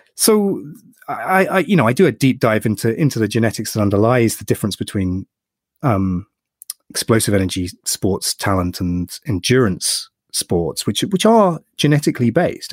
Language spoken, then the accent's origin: English; United Kingdom; I'm British